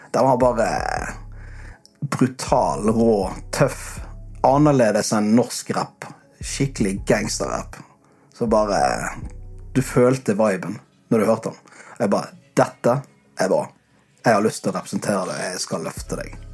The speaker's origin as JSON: {"language": "Norwegian", "town": "Bergen", "region": "Vestland", "country": "Norway", "moved": "yes", "lives_now": "Sørlandet, Norway", "said": "hjemme i Bergen"}